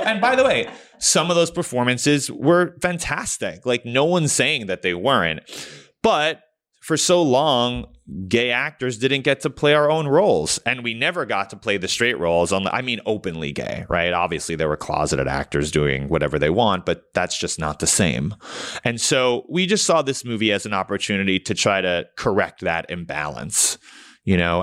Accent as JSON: {"language": "English", "town": "New York City", "region": "New York", "country": "United States", "tie": "born or raised there", "said": "I grew up in New York City."}